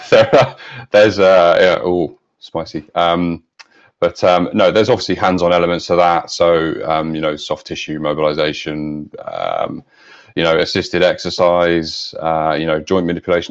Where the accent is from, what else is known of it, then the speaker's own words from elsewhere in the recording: London, United Kingdom; I was born in Clapham